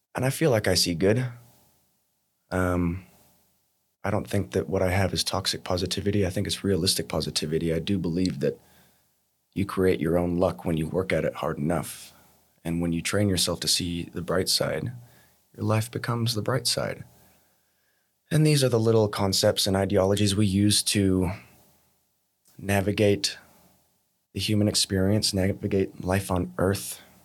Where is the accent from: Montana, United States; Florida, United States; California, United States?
Montana, United States; moved away as an adult; now in Australia; I was born in America, born in Montana, and I've been living in Australia back and forth for the last fourteen, fifteen years